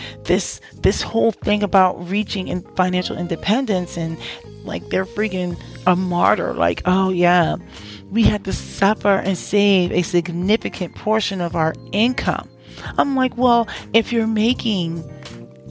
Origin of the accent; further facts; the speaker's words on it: New Jersey, United States; also born or lived in DMV (Washington metropolitan area); now in DMV, United States; I'm actually from New Jersey too.